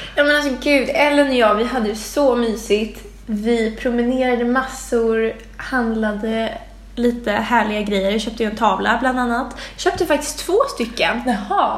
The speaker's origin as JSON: {"language": "Swedish", "town": "Stockholm", "region": "Stockholm County", "country": "Sweden", "tie": "born or raised there", "said": "jag växte upp på Långholmsgatan som kallades för Knivsöder back in the days"}